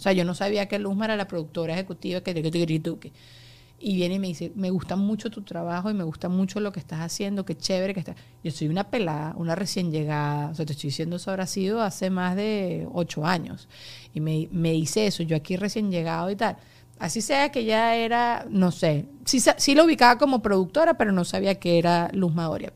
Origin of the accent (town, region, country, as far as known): Venezuela; now in United States